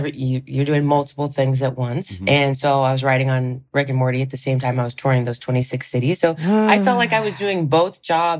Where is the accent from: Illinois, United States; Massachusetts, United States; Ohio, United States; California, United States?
Ohio, United States; moved away; I'm from Ohio.